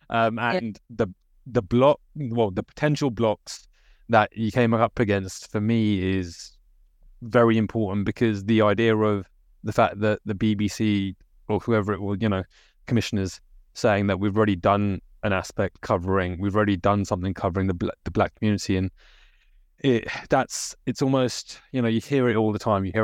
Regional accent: United Kingdom; So the reasons for me as a British Indian is going to be different to you as a British Pakistani, right?

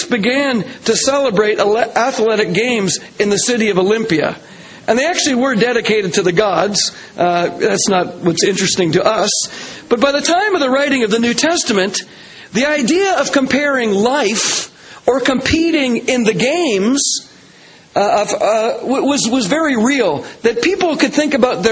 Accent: Canada; I'm a Canadian.

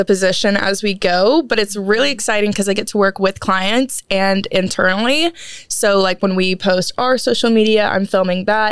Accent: Waco, Texas, United States; I'm from Waco

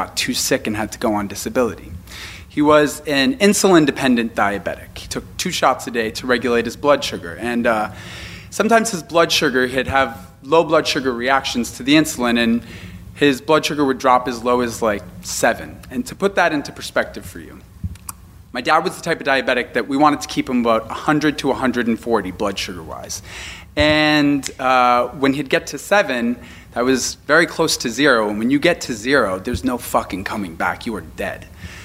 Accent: Boston, Massachusetts, United States; I am from Boston

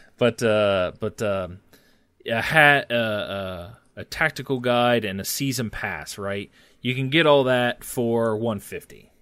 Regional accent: Ohio, United States; I'm from Ohio

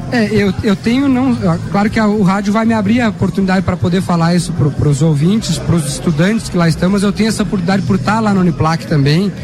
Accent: São Joaquim, Santa Catarina, Brazil; Eu sou natural de São Joaquim

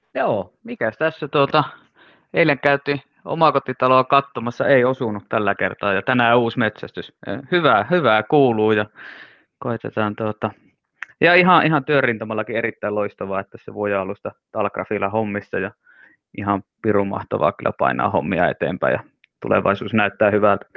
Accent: Finland; Mä oon suomenruotsalainen, joka ei puhu ruotsia

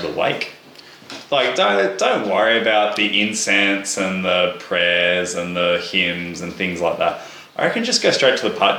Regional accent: Australia

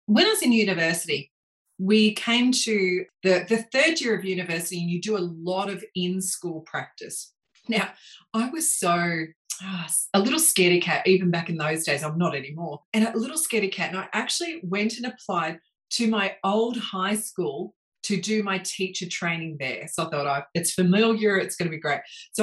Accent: Melbourne, Victoria, Australia; I grew up in Melbourne. In fact, I grew up at the base of the Dandenong Ranges. So little kid from Montrose

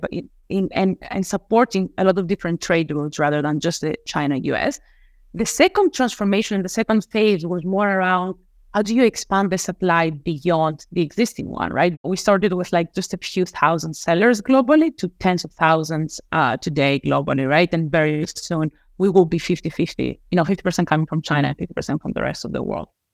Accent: Crete, Greece; moved away as an adult; now in United States; I was born and raised in Crete in Greece

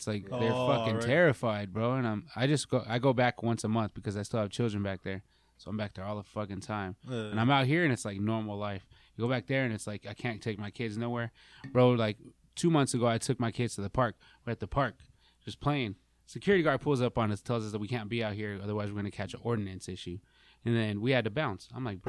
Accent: Las Cruces, New Mexico, United States; moved away as an adult; now in Arizona, United States; I'm from New Mexico.

